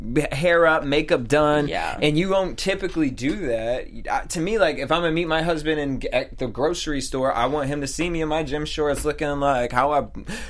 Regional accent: East Coast, United States; now in Los Angeles, United States; I grew up on the East Coast and like in the boondocks

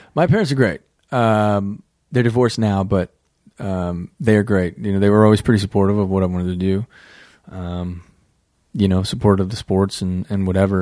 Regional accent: Midwest, United States; moved away as an adult; also born or lived in New York City; We're all from the Midwest

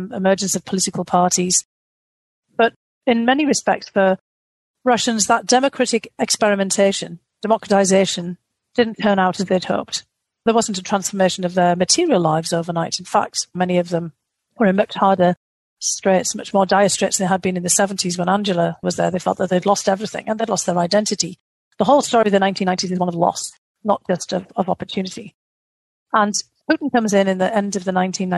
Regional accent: United Kingdom; being a Brit, I grew up on Charles Dickens

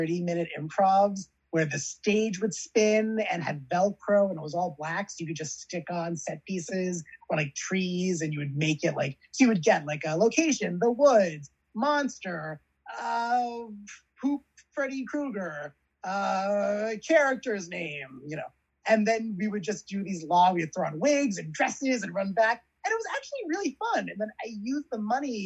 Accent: Long Island, New York, United States; moved away as an adult; also born or lived in Yonkers, New York; now in Los Angeles, United States; I grew up on Long Island

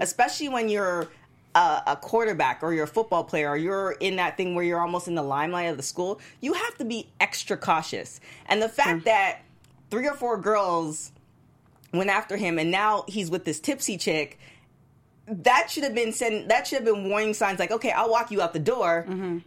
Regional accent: Canada; moved away as an adult; I was from Canada, I was so far away from home

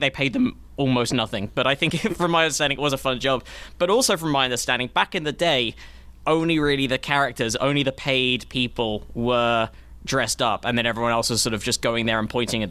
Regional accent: England, United Kingdom; accent: English; moved away

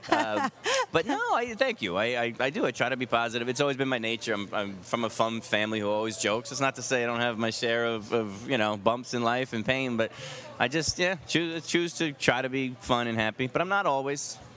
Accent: New York, United States; well, I'm a New Yorker, so I just talk very quickly.

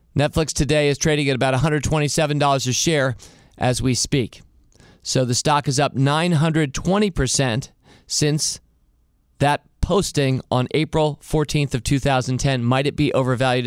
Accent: United States; I was an entrepreneur from America

